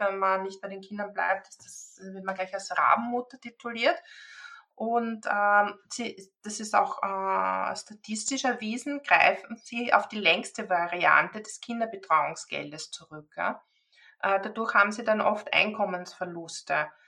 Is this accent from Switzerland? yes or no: no; Austria; bei uns in Österreich